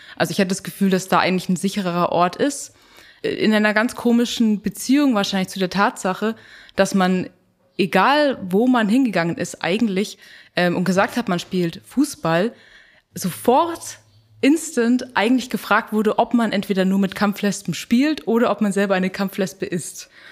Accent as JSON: {"language": "German", "region": "Bavaria", "country": "Germany", "tie": "born or raised there", "said": "ich bin in Bayern aufgewachsen"}